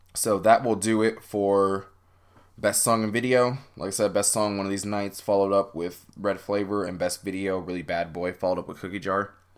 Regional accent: United States; as an American fan

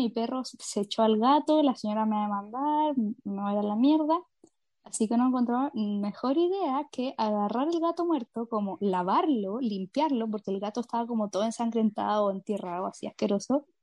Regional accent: Pirque, Santiago Metropolitan, Chile; Yo cuando era chica vivía en Pirque, en una parcela

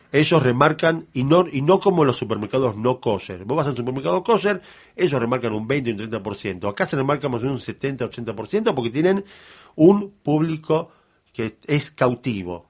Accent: Argentina; Nosotros somos argentinos ya hijos de argentinos

